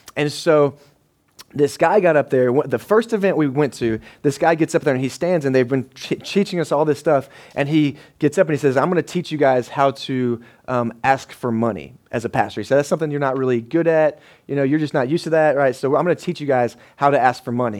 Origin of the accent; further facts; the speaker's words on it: United States; we're an American man